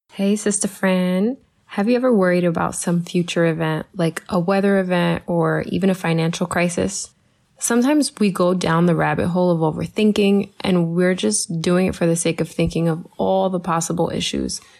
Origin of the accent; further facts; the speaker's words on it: Puerto Rico; your Jesus loving Puerto Rican life coach